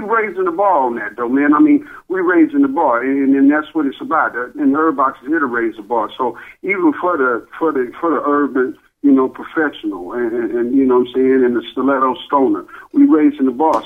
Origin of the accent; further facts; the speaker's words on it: Dallas, Texas, United States; I'm from Dallas, and you know, I love Texas, that's where I'm from